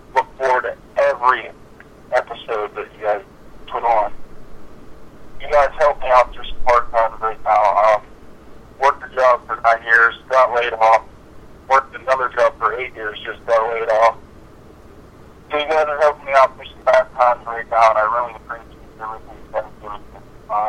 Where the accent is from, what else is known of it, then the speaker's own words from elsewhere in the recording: New Castle, Pennsylvania, United States; I'm from Newcastle, Pennsylvania